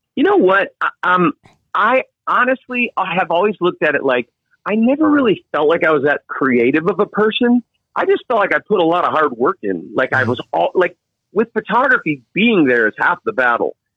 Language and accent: English; United States; moved away as an adult; also born or lived in Virginia Beach, Virginia / Cape Hatteras, North Carolina; now in North Shore, Oahu, Hawaii, United States; grew up surfing Virginia Beach, Cape Hatteras area